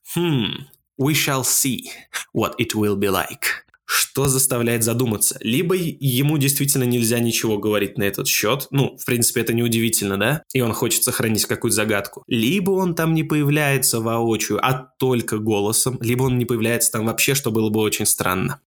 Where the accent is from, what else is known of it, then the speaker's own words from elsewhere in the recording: Russia; я из России